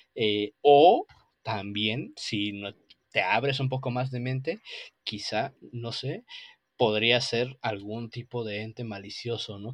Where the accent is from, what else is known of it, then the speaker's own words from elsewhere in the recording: Mexico; aquí en México